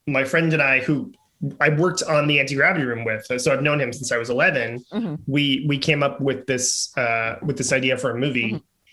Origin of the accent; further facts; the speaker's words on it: New York City, New York, United States; I grew up in uh, like just 1980s New York City, Manhattan